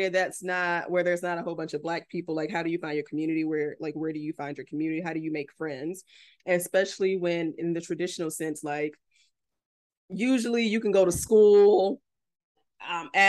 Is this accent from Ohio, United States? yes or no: no; Florida, United States; People want to call me men, call me mean, but bitch, I'm from South Florida.